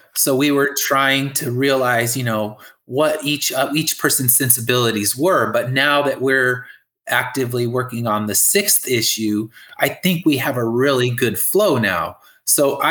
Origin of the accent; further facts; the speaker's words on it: California, United States; I'm from California